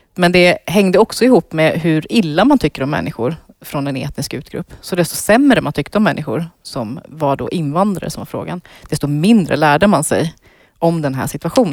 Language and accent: Swedish; Iran; now in Sweden; nu är jag ju född i Iran